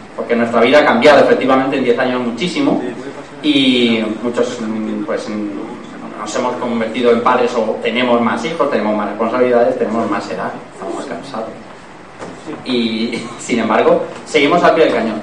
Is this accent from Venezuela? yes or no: no; Elche, Valencian Community, Spain; vivía al lado de una radio aquí en Elche, se llamaba Radio Llobelch, que luego estuvo aquí en el escorchador, pero estaba antes en, el barrio donde yo nací